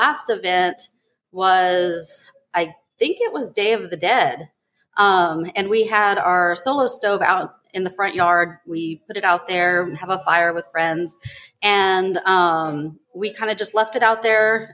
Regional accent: San Antonio, Texas, United States; born or raised there

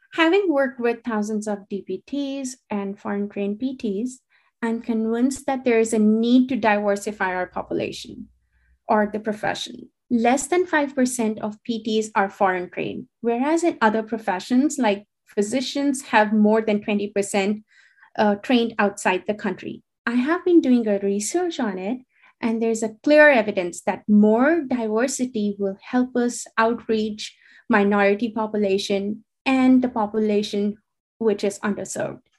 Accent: India; moved away as an adult; also born or lived in New Delhi / Connecticut, United States; I'm originally from India and went to undergrad in New Delhi before joining Central Connecticut State University for my graduate program

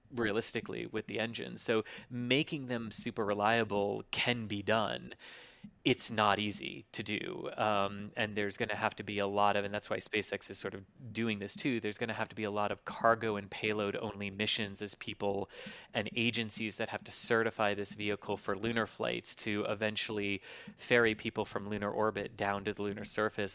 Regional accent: Florida, United States; I grew up in Florida, just, just north of the Space Center

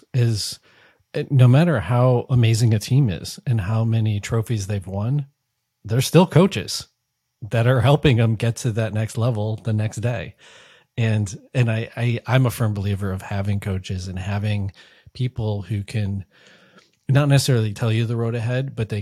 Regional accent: Connecticut, United States; now in San Francisco, United States; I'm originally from the East Coast. I now live in San Francisco, but I'm from Connecticut

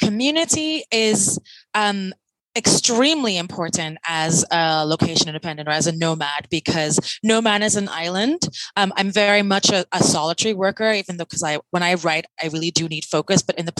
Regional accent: London, United Kingdom; I'm from London. It's the longest place I've ever lived.

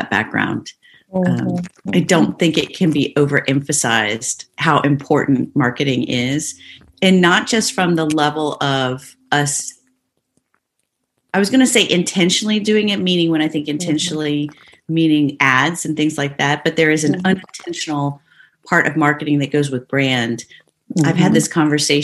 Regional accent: Midwest, United States; I grew up in the Midwest

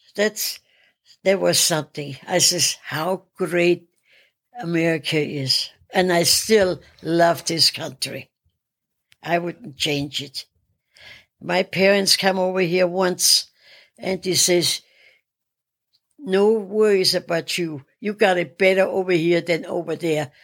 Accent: Salzburg, Austria; moved away as an adult; I'm from Salzburg, Austria

